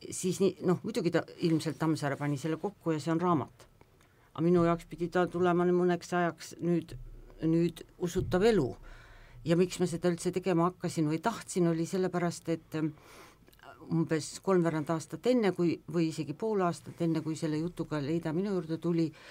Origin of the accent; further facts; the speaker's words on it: Pärnu, Pärnu County, Estonia; mina olen Pärnus sündinud ja kasvanud Pärnu lähedal mere ääres